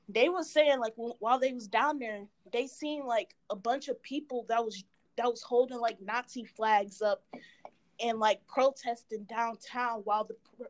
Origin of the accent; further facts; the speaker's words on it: Massachusetts, United States; I'm from Massachusetts.